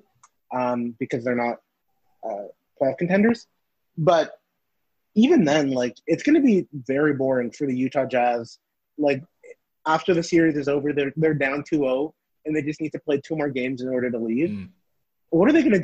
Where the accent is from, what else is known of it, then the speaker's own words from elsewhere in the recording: Toronto, Ontario, Canada; I grew up in Rexdale, surrounded by Punjabi families